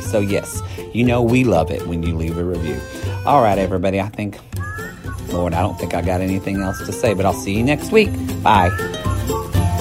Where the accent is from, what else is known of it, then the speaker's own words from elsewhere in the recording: the South, United States; moved away; also born or lived in Oklahoma / Texas; I'm originally from Oklahoma and Texas